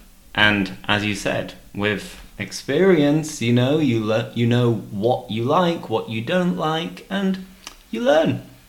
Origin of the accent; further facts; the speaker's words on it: the north of England, United Kingdom; You see, I'm from the north of England.